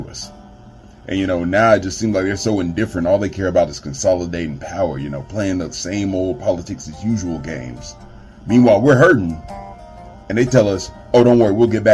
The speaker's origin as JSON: {"language": "English", "region": "Alabama", "country": "United States", "said": "I'm from Alabama"}